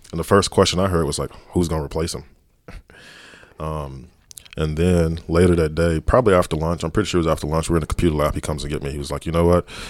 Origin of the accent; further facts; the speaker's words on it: Dallas, Texas, United States; growing up in Dallas, being a Dallas police officer